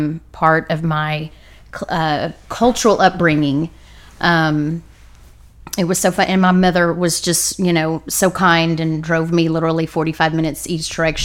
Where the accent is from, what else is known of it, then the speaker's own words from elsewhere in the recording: Liberty, Texas, United States; now in Dallas, United States; I'm from Liberty, Texas.